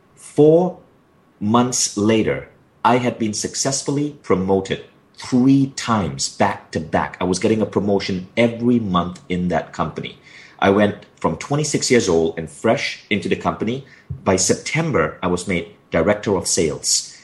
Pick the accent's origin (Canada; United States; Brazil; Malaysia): Malaysia; moved away as an adult; a kid born in Malaysia with my, with my odd accent